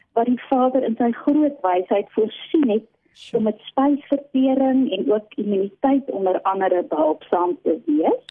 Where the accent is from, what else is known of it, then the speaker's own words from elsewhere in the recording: Eastern Cape, South Africa; now in Pretoria, South Africa; ek oorspronklik van die Oos-Kaap kom